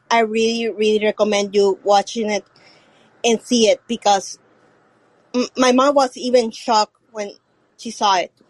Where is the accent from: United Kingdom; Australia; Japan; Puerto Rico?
Puerto Rico; English is a second language; Where are you from again? Puerto Rico. Puerto Rico.